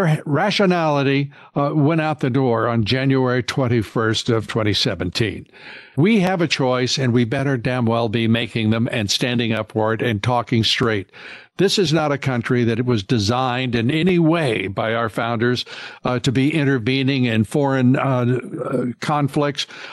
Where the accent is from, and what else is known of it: United States